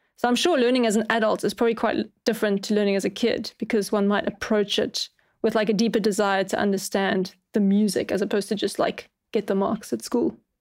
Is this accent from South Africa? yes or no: yes; Cape Town, Western Cape, South Africa; I'm from Cape Town, which is, like, right at the bottom